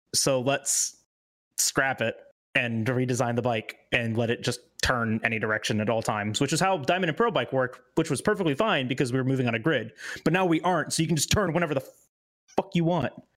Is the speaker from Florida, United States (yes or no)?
yes; Loxahatchee, Florida, United States; I came from Loxahatchee, which is like where the Hicks live